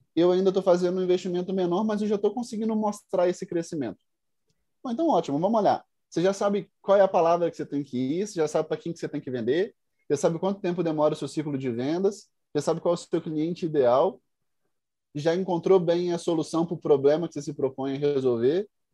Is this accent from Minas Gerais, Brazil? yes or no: yes; Carangola, Minas Gerais, Brazil; also born or lived in Budapest, Hungary / Viçosa; sou mineiro, sou do interior de Minas, venho na cidade que chama Carangola, cidade pequenininha, 30 mil habitantes.